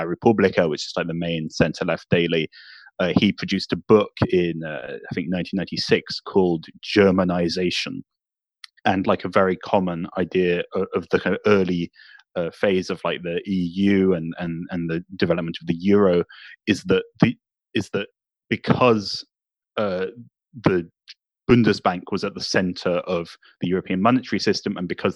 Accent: United Kingdom; I'm British

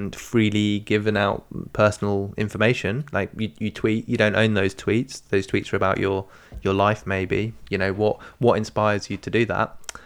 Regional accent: England, United Kingdom; Okay, I'm English. Too warm for me. It's above 22 degrees.

